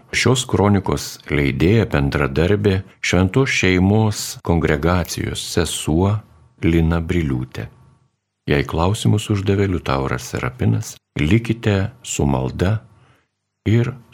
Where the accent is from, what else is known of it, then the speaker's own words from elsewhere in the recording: Lithuania; mes lietuviai